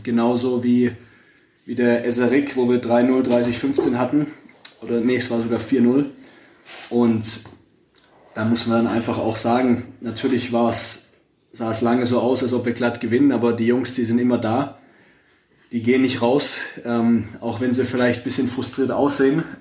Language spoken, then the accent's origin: German; Stuttgart, Baden-Württemberg, Germany; ich komme direkt aus Stuttgart